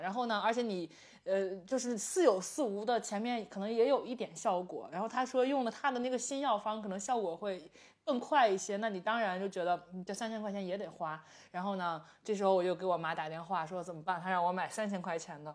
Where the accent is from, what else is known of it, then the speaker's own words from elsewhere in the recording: Jimo, Shandong, China; moved away; 我们即墨，我，你去过我的家乡即墨对吧